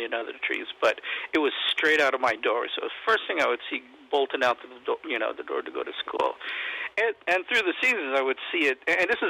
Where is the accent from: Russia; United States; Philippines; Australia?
Philippines; even though I'm Filipino, you know, when I was a kid, I tried to, you know, shoot the hoops